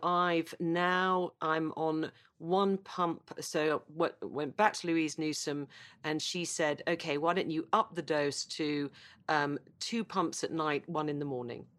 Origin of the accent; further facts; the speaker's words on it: United Kingdom; as a Brit